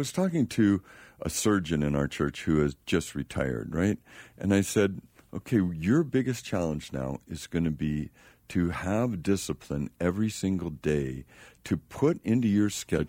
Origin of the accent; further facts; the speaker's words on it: California, United States; I'm from Marin County.